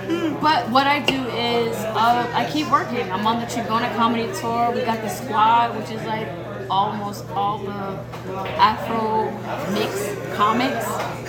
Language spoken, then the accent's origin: English; New York City, New York, United States; moved away; We have a New York City tour coming up, and that's my hometown.